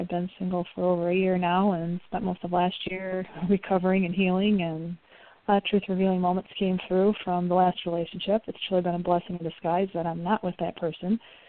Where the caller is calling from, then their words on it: Wisconsin, United States; I'm calling from Wisconsin.